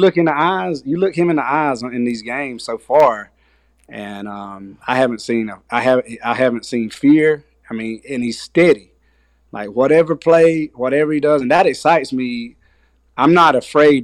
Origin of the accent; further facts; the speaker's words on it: Southeast Georgia, United States; I grew up in Southeast Georgia.